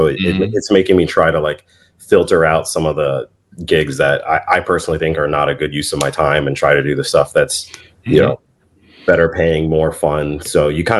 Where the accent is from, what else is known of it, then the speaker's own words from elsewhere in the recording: Vienna, Virginia, United States; moved away; my hometown, Vienna, VA